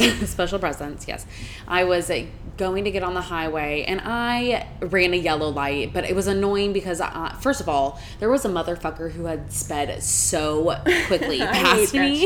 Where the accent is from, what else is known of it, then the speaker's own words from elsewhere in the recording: Kentucky, United States; I'm from Kentucky